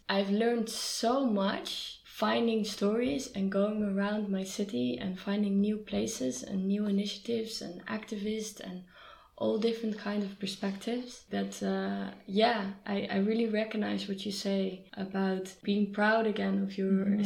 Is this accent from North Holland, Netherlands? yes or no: yes; Amsterdam, North Holland, Netherlands; I'm from Amsterdam, I love bicycles